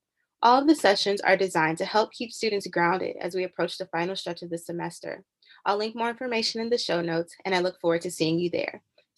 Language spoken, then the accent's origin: English; Charlotte, North Carolina, United States; I grew up in Charlotte, so I'm repping the 704.